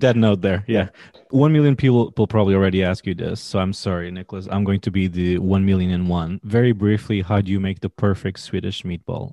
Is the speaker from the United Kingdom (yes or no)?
no; Portugal; now in United States; I'm from Portugal